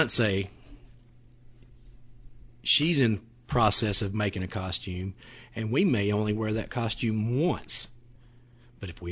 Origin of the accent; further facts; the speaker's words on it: the South, United States; we're from the South.